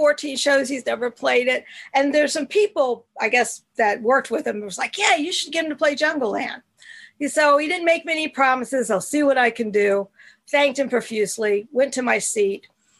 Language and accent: English; Norfolk, Virginia, United States; born and raised in Norfolk, Virginia, which I may add is the home of Clarence Clemens.